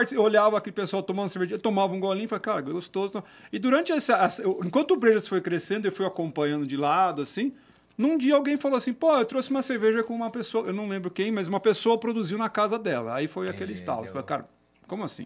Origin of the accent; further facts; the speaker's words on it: Campinas, São Paulo, Brazil; also born or lived in Holambra; Eu sou de Campinas, tá. nascido, estudado